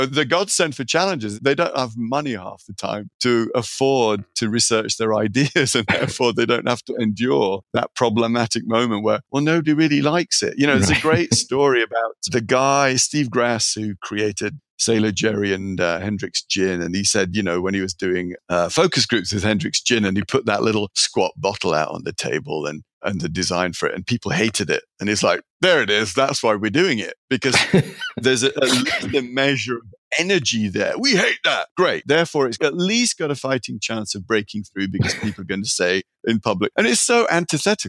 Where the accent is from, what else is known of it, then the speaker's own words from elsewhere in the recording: Sheffield, Yorkshire and the Humber, United Kingdom; moved away as an adult; also born or lived in California; now in San Francisco, United States; I'm a product of Sheffield, England. It's steel working town, working class family.